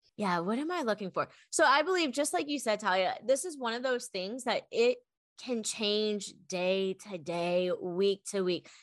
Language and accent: English; Maryland, United States; moved away as an adult; now in Austin, United States; I am an East Coast girl through and through, originally from Maryland